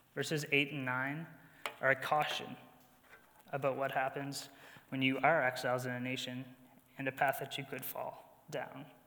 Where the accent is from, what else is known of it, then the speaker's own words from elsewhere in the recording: New Brunswick, Canada; moved away as an adult; now in Edmonton, Canada; I'm from New Brunswick, and I've been exiled to the prairies